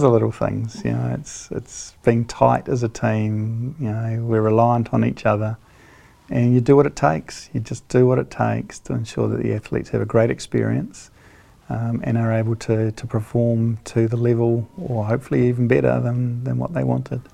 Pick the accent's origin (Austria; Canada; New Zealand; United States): New Zealand; Hawke's Bay; I grew up in Hawke's Bay